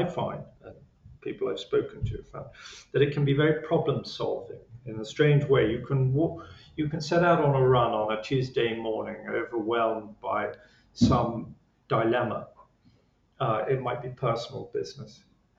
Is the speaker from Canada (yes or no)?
no; England, United Kingdom; Being English, I was, you know, probably downplayed it.